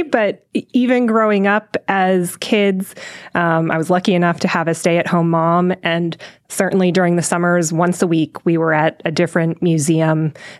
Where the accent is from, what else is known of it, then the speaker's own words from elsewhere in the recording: Washington, District of Columbia, United States; moved away as an adult; also born or lived in Chevy Chase, Maryland / Cleveland, Ohio / Boulder, Colorado / Stevens Point, Wisconsin; now in Mansfield, United States; I was born in Washington, D.C., lived for 12 years in the city, and then moved directly outside of the city into Chevy Chase, Maryland.